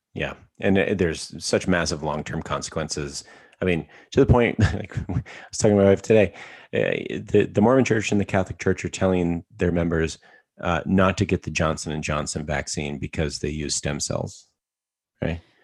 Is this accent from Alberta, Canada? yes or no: yes; Alberta, Canada; I'm from Alberta, Canada